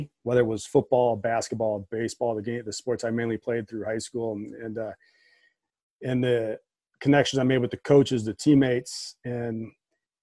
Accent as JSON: {"language": "English", "town": "Northville", "region": "Michigan", "country": "United States", "tie": "born or raised there", "said": "I'm from Michigan. I grew up in Northville, Michigan"}